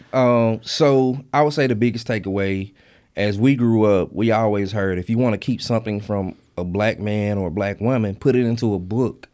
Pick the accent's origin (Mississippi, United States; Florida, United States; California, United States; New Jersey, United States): Mississippi, United States; Mississippi Delta, United States; I grew up in the Mississippi Delta, and church was a big thing for us